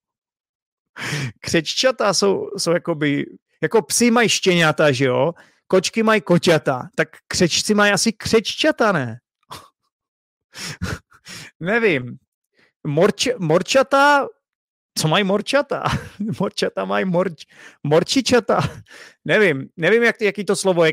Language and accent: Czech; Czechia; first language Czech; i když jsem se tady narodil, i když je to můj první jazyk